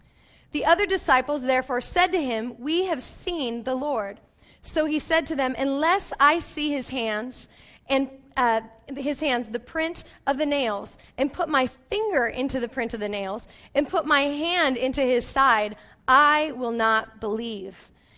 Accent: Yelm, Washington, United States; I grew up in Yelm, which none of you probably know where that's at. And it's a small town.

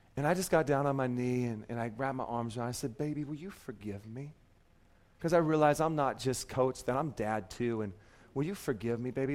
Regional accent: Seattle, Washington, United States; moved away; I grew up in Seattle, so they're still the Supersonics to me

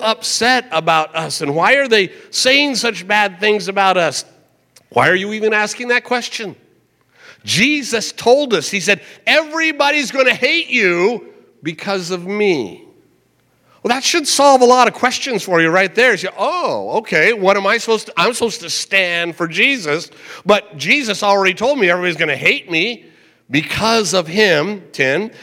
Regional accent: United States; as an American

